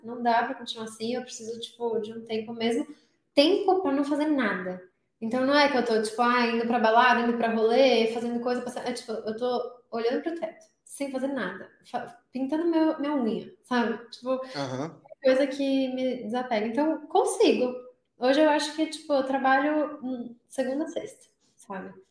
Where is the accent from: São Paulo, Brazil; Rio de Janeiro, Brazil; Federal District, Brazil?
São Paulo, Brazil; moved away as an adult; now in United States; Eu sou de São Paulo